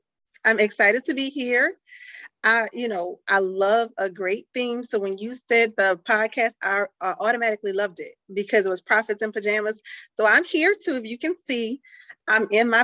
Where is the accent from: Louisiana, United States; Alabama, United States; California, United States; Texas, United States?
Louisiana, United States; New Orleans; moved away; growing up in New Orleans